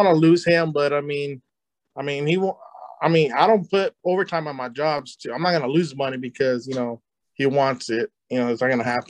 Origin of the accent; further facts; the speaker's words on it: California, United States; I'm from California too